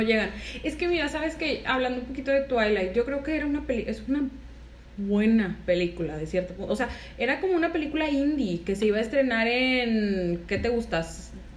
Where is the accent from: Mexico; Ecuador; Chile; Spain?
Mexico; Monterrey, Nuevo León; los que somos de acá de Monterrey